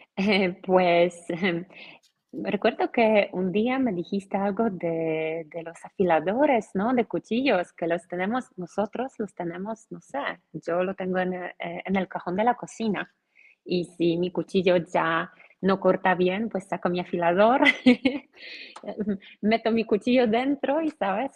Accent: Poland; Spanish is a second language; soy polaca, soy profesora de español en Polonia

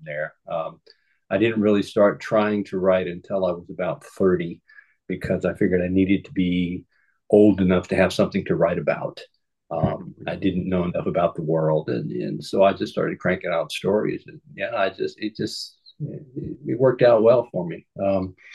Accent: the South, United States; I grew up in the South where everybody tells stories

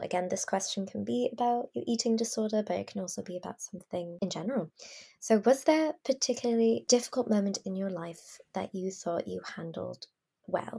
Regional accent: Iran; now in Canada; I'm from Iran

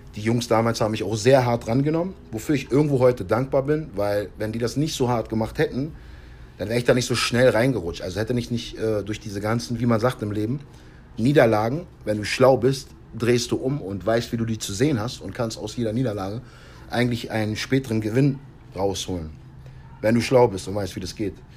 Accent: United States; moved away; meine Frau meine Heimat zu zeigen, nochmal schöne amerikanische Luft zu atmen

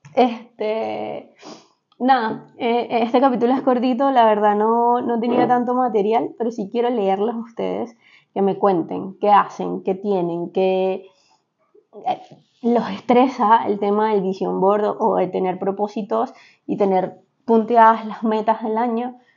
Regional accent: Venezuela; moved away; como venezolanos, en Venezuela se estila mucho

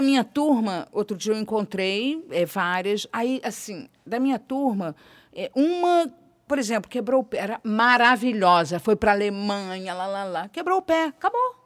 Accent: Rio de Janeiro, Brazil; Eu brincava em Vila Isabel, eu, eu fiquei, eu nasci em Vila Isabel, eu fiquei até meus 10 anos

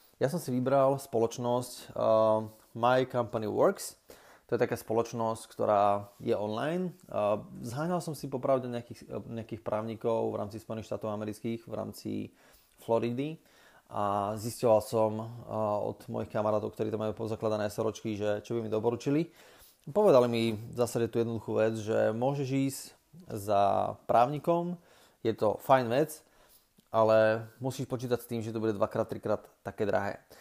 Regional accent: Slovakia; človeka, ktorý je zo Slovenska

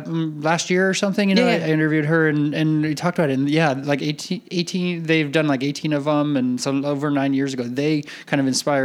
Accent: Napa, California, United States; I talk to artists that come through because I grew up in Napa.

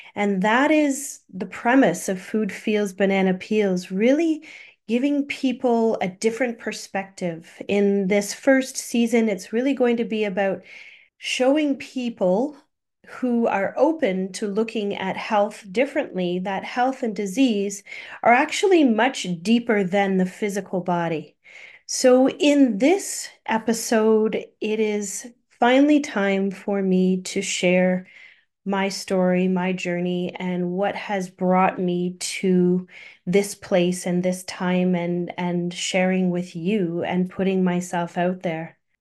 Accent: Thunder Bay, Ontario, Canada; I grew up in Thunder Bay, born in Thunder Bay

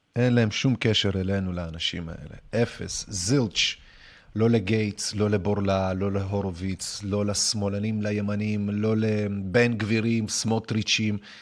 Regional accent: Russia; now in Israel; אני מגיע ממדינה, כאילו, מרוסיה

